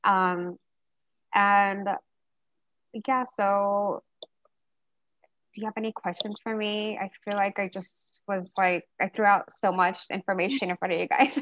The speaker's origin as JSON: {"language": "English", "town": "Diamond Bar", "region": "California", "country": "United States", "tie": "born or raised there", "said": "I don't know if anyone of you guys heard of Diamond Bar it's like Southern California"}